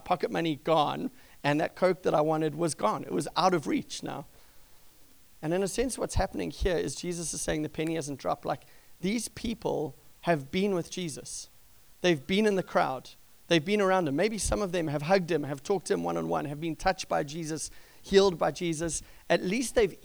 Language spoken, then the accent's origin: English; South Africa; moved away; since I was a young kid growing up in South Africa